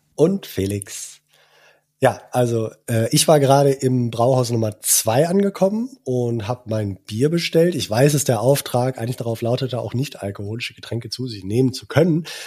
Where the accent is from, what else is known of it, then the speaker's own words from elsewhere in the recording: Cologne, North Rhine-Westphalia, Germany; als gebürtiger Kölner